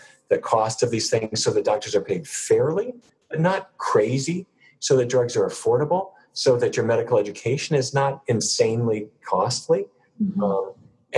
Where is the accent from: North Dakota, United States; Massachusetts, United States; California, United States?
North Dakota, United States; Fargo; grew up in Fargo, North Dakota